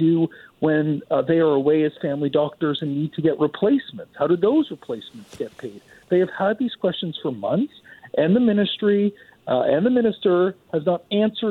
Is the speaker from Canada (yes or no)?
yes; British Columbia, Canada; So as British Columbians